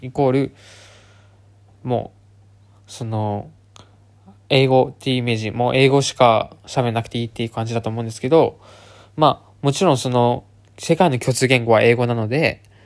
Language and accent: Japanese; Japan; first language Japanese; 純ジャパで、普通に中学生ぐらいまでは日本語とまあ英語も普通の中学生レベルでしかできなかったんですけど